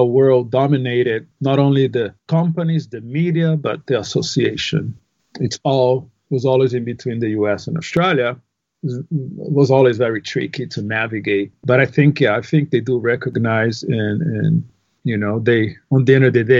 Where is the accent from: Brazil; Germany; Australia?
Brazil; Northeast Region; English is a second language; So on top of being Brazilian, we're Brazilians from the Northeast. We're very proud.